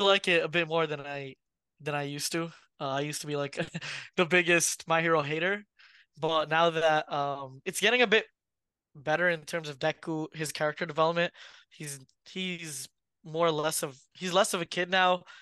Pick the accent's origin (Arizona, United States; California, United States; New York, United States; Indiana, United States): New York, United States; we from New York